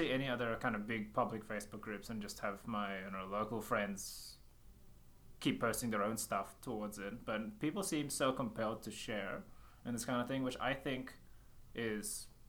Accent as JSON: {"language": "English", "country": "Australia", "said": "we're Aussie Asians and started off in the Aussie Asian community."}